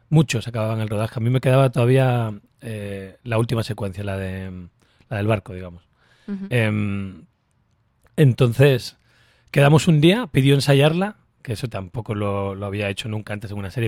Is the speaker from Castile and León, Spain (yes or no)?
no; Canary Islands, Spain; yo que soy canario